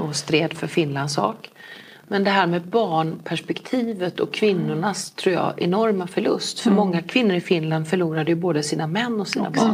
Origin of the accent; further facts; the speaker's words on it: Falkenberg, Halland County, Sweden; also born or lived in Kungsbacka / Halmstad; jag är ju född i Kungsbacka, uppväxt i Falkenberg, jag har gått gymnasiet i eh, Halmstad